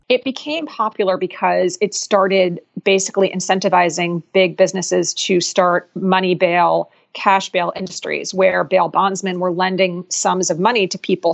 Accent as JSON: {"language": "English", "town": "Philadelphia", "region": "Pennsylvania", "country": "United States", "tie": "born or raised there", "said": "Philadelphia, which is my hometown"}